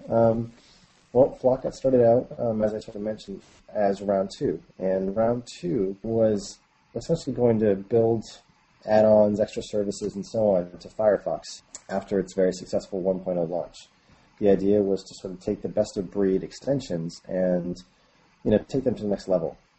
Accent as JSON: {"language": "English", "region": "New Hampshire", "country": "United States", "moved": "yes", "lives_now": "San Francisco, United States", "said": "I'm originally actually from the East Coast of the U.S., um, New Hampshire, actually, a small town, and I currently live in San Francisco."}